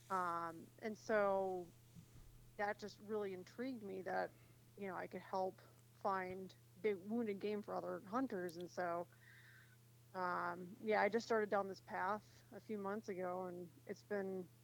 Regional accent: Midwest, United States; moved away as an adult; now in Bailey, Colorado, United States; Um, I've I've been out here since 2014. Okay. My husband and I moved out here. We're both from the Midwest

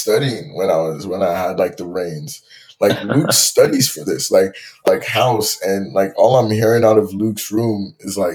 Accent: Nigeria; now in Toronto, Canada; I grew up in Nigeria

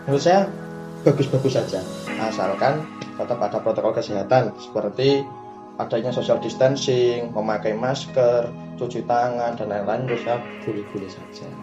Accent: Sragen, Central Java, Indonesia; Saya berasal dari Kabupaten Sragen

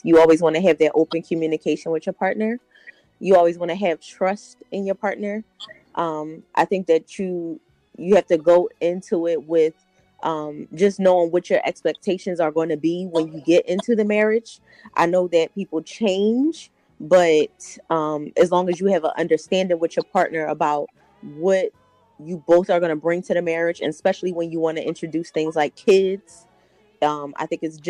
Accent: Philadelphia, Pennsylvania, United States; now in Delaware County, United States; I am from Philly originally, but I traded on Philly. I live in Delco now.

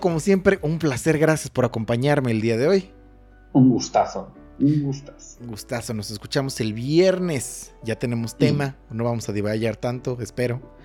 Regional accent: Mexico; aquí en México somos

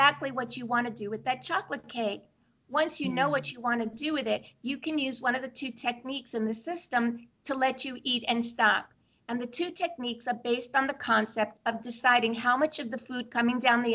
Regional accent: Brooklyn, New York, United States; moved away; I'm from Brooklyn originally

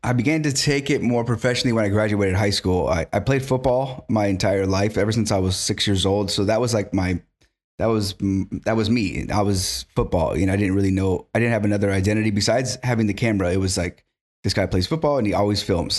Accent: Carpinteria, California, United States; born and raised in Carpinteria

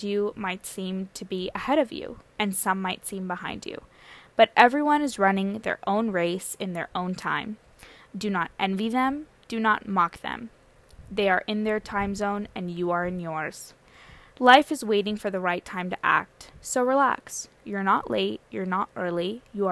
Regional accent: San Diego, California, United States; my parents, came from India in 1995, and then they settled down in San Diego. That's where I was born and raised.

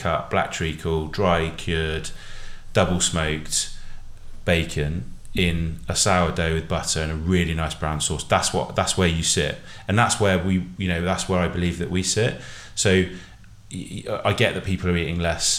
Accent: Bristol, South West England, United Kingdom; We're three brothers. We're from Bristol.

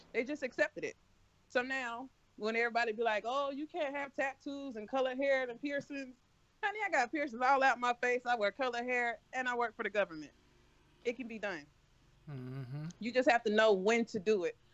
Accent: the South, United States; I was raised in the South completely.

